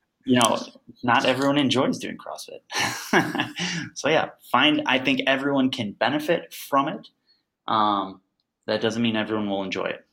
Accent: Crete, Illinois, United States; I grew up in Crete, Illinois

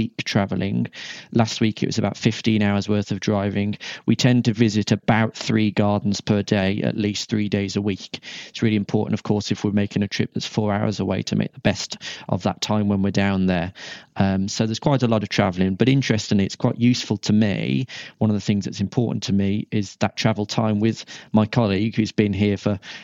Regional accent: Shropshire, West Midlands, United Kingdom; also born or lived in Liverpool; came back to my hometown in Shropshire

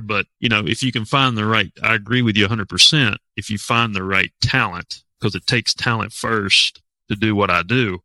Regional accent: Waynesville, North Carolina, United States; I'm actually from Waynesville

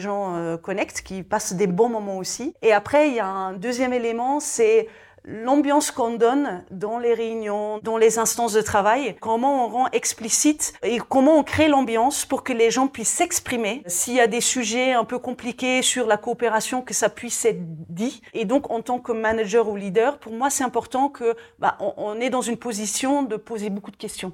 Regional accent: Belgium; je suis belge de nationalité

